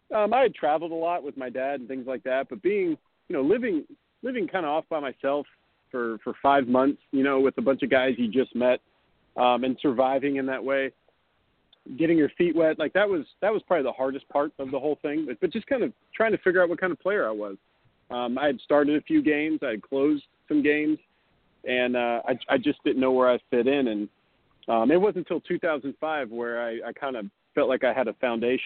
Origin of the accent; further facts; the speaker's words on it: the South, United States; Well, I grew up in the South. And after playing in Helena and then playing in Beloit, I lost my accent.